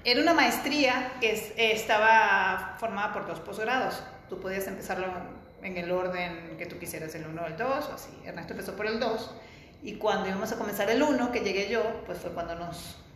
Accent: Venezuela; moved away as an adult; also born or lived in Barcelona; Yo soy venezolana. Estudié en la Universidad Central de Venezuela

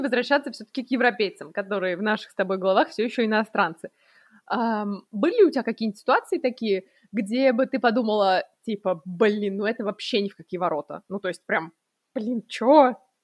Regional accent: Russia; moved away; я из России

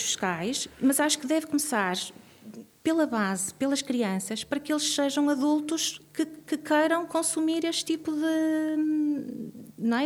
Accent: Vizela, Norte, Portugal; moved away as an adult; also born or lived in Guimarães / Porto; now in Braga, Portugal; crescia em Vizela

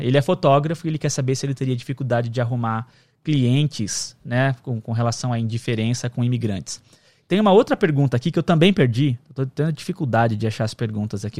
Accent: Brazil; first language Portuguese; now in United States; E a gente é brasileiro e fala português

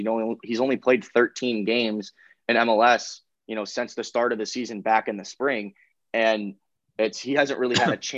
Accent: Southern California, United States; both of us are from Southern California

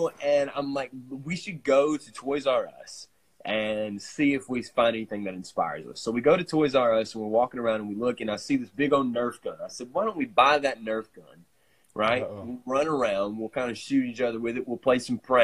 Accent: Corinth, United States; my hometown

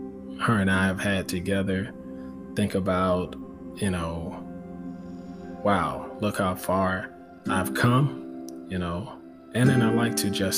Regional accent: Fort Lauderdale, Florida, United States; growing up in Fort Lauderdale, Florida

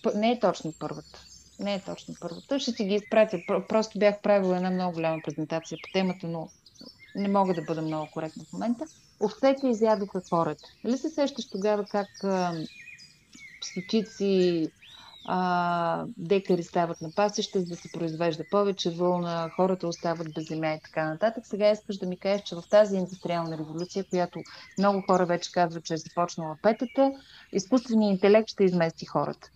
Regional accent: Stara Zagora, Stara Zagora Province, Bulgaria; аз съм от Стара Загора

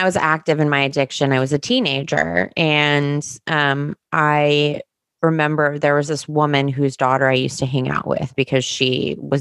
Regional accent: New Jersey, United States; I grew up in New Jersey

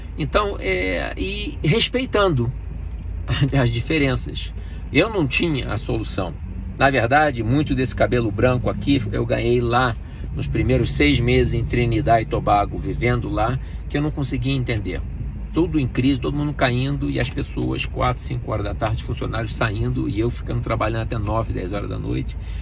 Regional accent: Brazil; moved away as an adult; quando eu saí do Brasil

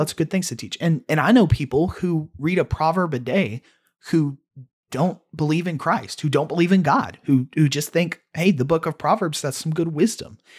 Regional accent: United States; we're American, we're Westerners

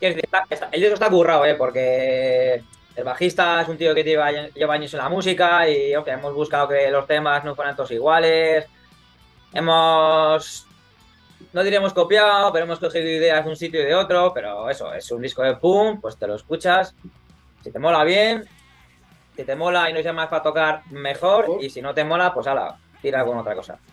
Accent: Burgos, Castile and León, Spain; now in Barcelona, Spain; yo soy de Burgos

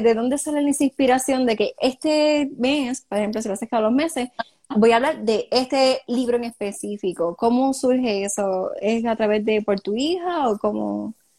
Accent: Cidra, Puerto Rico; yo soy de Sidra

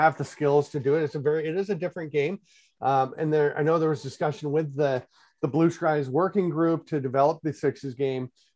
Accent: Peterborough, Ontario, Canada; also born or lived in Durham, New Hampshire; I grew up in Peterborough, Ontario

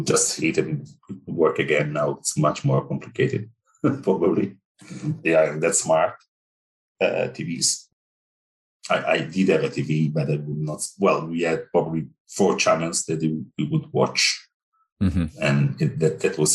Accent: Italy; So yeah, I grew up in Italy. And so I spent my 41 years in Italy

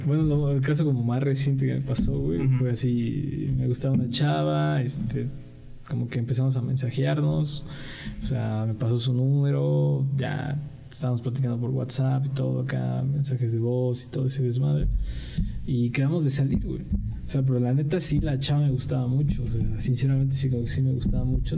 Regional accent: Mexico; así somos los mexicanos

